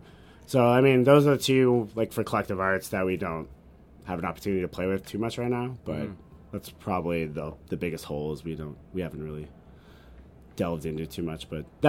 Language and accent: English; Canada; it's kind of an unintentional circumstance of being a Canadian with the smart serve laws